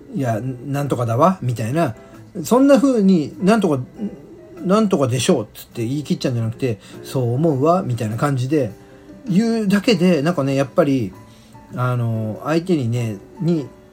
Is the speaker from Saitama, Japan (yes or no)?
yes; southern Saitama Prefecture, Japan; accent: standard Japanese; 関東生まれ、関東育ちの私でございまして、まあ言葉はね、基本的には、まあ聞いていただいてわかると思いますが、標準語をね、話しております。えー、埼玉県で生まれ、埼玉県南部ですね